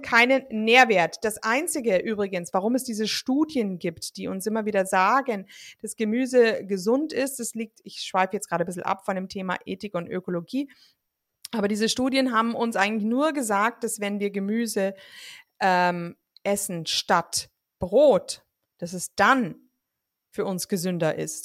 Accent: Germany; bei uns in Deutschland

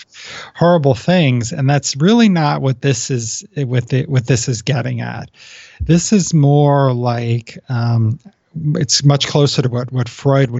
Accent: East Coast, United States; now in West Coast, United States; I grew up on the East Coast

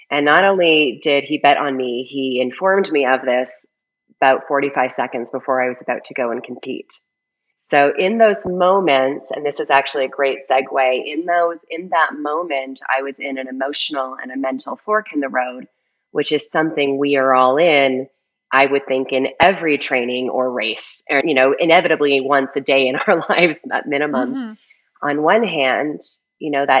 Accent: Canada; moved away as an adult; now in Colorado, United States; I was a ski racer growing up, and I grew up in Canada. I currently live in Colorado, but I did grow up in Canada.

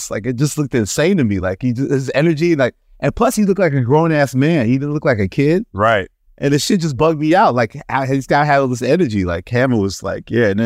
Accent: New York City, New York, United States; growing, growing up in Queens

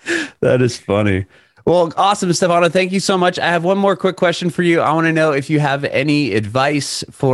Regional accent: San Diego, California, United States; moved away as an adult; now in Nashville, United States; we just moved here. I mean, I grew up in Southern California, in San Diego, so just south of LA. And then my family and I, we moved here February of last year. So we've been here a little over a year now.

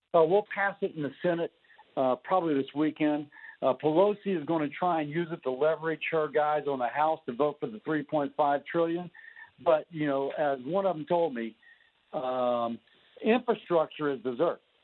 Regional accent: Baton Rouge, Louisiana, United States; my hometown, by the way, Baton Rouge

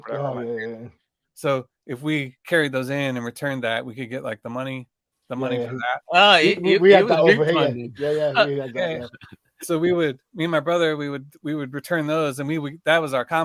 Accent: Lexington, Missouri, United States; moved away; also born or lived in Chicago; I grew up in a small town, Lexington, Missouri, which is like an hour outside of Kansas City

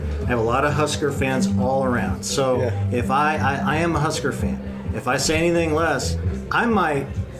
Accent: Lincoln, Nebraska, United States; also born or lived in Missouri; now in Omaha, United States; I was born in Lincoln, okay, so I'm a native.

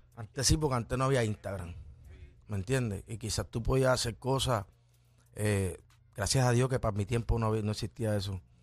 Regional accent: Ponce, Puerto Rico; me crié en Lirio del Sur en Ponce

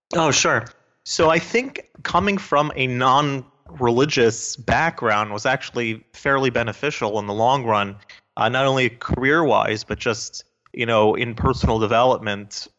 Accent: South Florida, United States; also born or lived in New Jersey; I grew up in South Florida

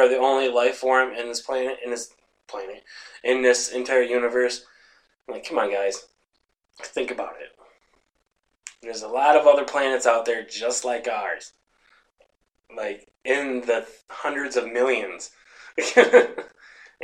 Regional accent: Sanford, Michigan, United States; My hometown, Sanford

